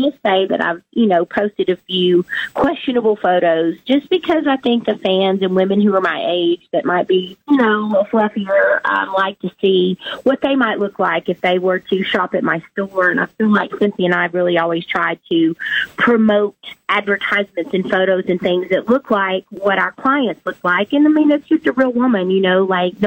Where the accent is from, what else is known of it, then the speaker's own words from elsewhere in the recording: the South, United States; I was born and raised in the South